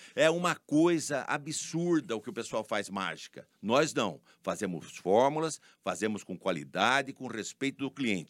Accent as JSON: {"language": "Portuguese", "town": "Araras", "region": "São Paulo", "country": "Brazil", "tie": "born or raised there", "also_born_or_lived": "Leme, Brazil"}